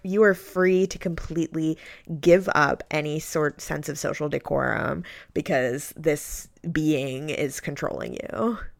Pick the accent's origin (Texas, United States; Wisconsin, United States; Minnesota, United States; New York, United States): New York, United States; I grew up in New York